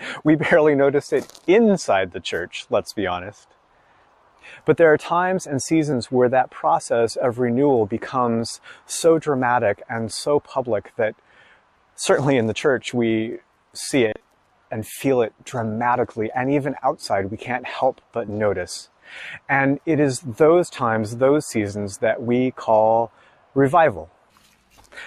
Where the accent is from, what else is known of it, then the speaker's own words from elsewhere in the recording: United States; I'm an American in my 40s